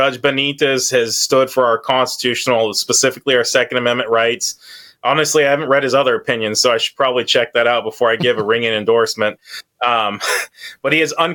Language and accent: English; Auburn, California, United States; moved away; I grew up in Auburn, you know, not Washington, but down there